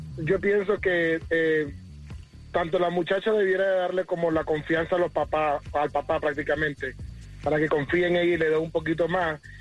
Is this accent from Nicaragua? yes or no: yes; Nicaragua; moved away; en mi país a las muchachas les decían, en Nicaragua les decían que no